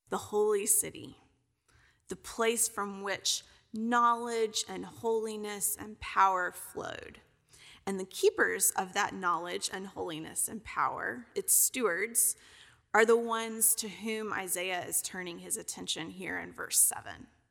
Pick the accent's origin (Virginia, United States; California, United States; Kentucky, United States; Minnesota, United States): Kentucky, United States; also born or lived in Alabama / Tennessee; now in Texas, United States; I'm originally from Kentucky